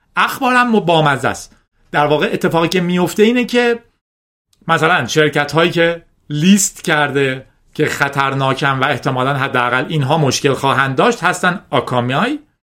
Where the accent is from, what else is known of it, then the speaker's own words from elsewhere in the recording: Iran; به عنوان یک ایرانی